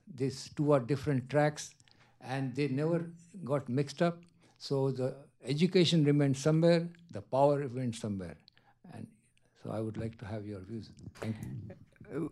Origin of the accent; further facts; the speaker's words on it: Gujarat, India; I'm a visit from India to U S A. I come from the state of Gujarat